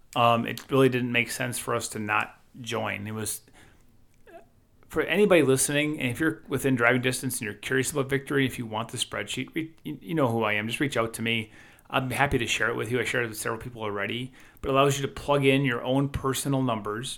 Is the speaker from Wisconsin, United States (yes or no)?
yes; Wisconsin, United States; we're from Wisconsin